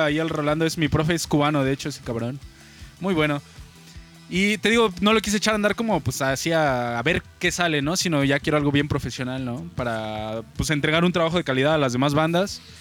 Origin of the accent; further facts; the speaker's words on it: Mexico City, Mexico; now in Querétaro, Mexico; nacido un 22 de diciembre de 1998 en la bella ciudad de México.